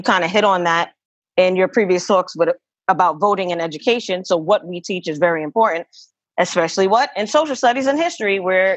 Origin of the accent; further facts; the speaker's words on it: New York City, New York, United States; I'm from East New York, Brooklyn